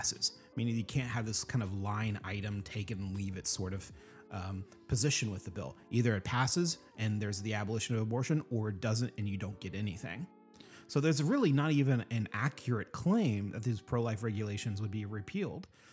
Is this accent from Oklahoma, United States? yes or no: yes; Oklahoma, United States; growing up in Oklahoma.